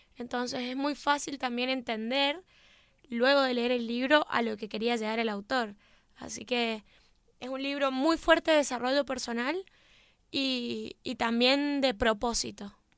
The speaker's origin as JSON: {"language": "Spanish", "region": "Mendoza", "country": "Argentina", "said": "somos muy mendocinos"}